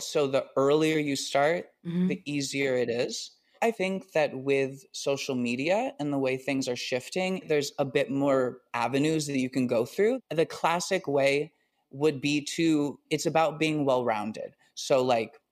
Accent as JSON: {"language": "English", "town": "Los Angeles", "region": "California", "country": "United States", "tie": "born or raised there", "moved": "as an adult", "lives_now": "New York City, United States", "said": "I grew up in Los Angeles performing"}